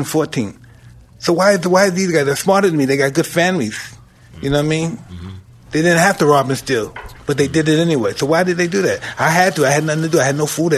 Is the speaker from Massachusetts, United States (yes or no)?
no; New York City, New York, United States; I'm from trash. I'm from Brownsville